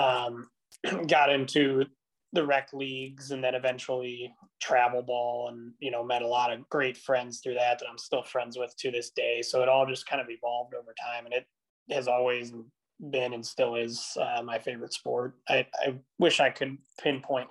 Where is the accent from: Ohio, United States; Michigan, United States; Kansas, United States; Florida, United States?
Ohio, United States; Cleveland; growing up in the Cleveland area